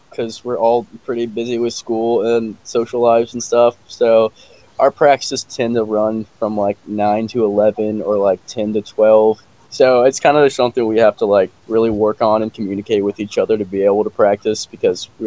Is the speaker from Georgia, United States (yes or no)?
yes; Atlanta, Georgia, United States; I'm from Atlanta, Georgia.